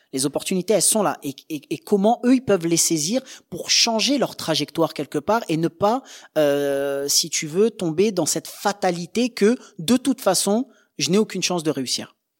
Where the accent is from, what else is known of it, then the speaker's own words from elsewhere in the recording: Angers, Pays de la Loire, France; on vient d'une petite ville d'Angers